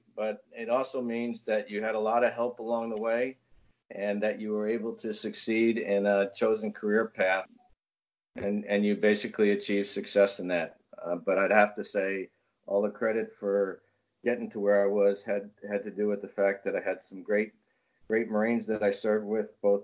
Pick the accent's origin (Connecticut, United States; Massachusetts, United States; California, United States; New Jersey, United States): New Jersey, United States; I'm originally from New Jersey